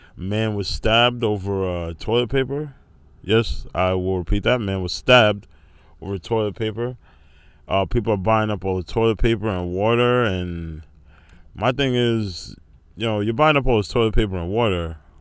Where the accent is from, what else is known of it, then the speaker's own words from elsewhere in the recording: Rockland County, New York, United States; my hometown in, uh, Rockland County, New York.